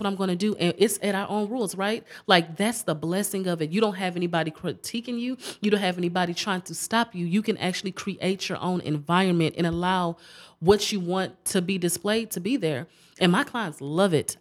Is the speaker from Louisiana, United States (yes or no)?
no; Galveston, Texas, United States; I was born and raised in Galveston